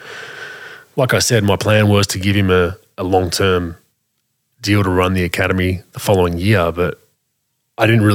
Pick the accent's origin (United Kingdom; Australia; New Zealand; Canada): Australia; we have as Australian people